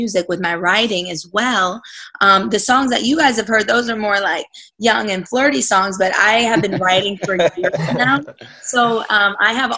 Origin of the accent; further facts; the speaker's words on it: Murray, Kentucky, United States; now in Nashville, United States; I grew up in the backwoods of Kentucky. I may not sound like it, but I'm literally a redneck at heart